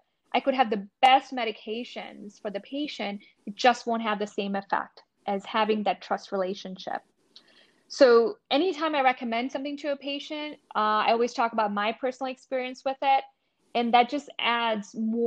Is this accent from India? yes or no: yes; India; now in United States; I grew up in India